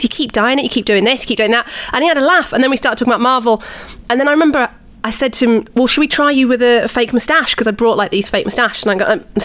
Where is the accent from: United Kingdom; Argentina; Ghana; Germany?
United Kingdom; Huddersfield, Yorkshire and the Humber; I'm from Huddersfield